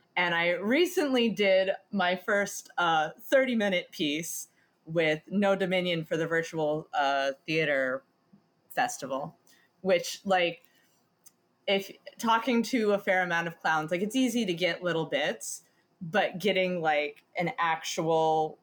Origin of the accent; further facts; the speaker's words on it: Athens, Ohio, United States; moved away as an adult; now in New York, United States; I born, bred, and raised in Athens, Ohio